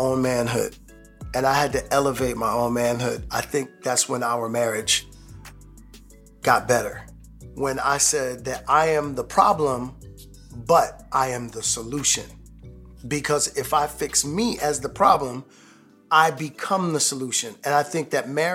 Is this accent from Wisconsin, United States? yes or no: no; New York, United States; I'm from New York